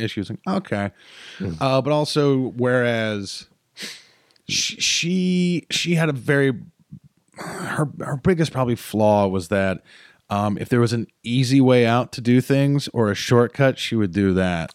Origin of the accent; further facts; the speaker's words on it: High Point, North Carolina, United States; moved away; also born or lived in Greensboro, North Carolina / Winston-Salem, North Carolina; I was born in Greensboro Hospital. I grew up in High Point, and I went to school in Winston-Salem. I am Piedmont Triad through and through